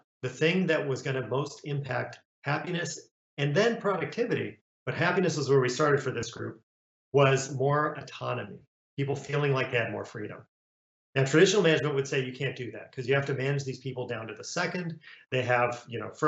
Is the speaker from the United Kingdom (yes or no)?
no; Romania; now in United States; I was born in Romania and came to the US as a refugee